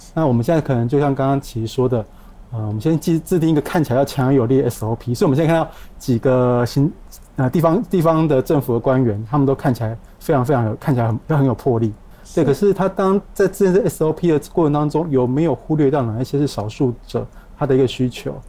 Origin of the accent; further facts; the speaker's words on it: Kaohsiung, Taiwan; 我们高雄人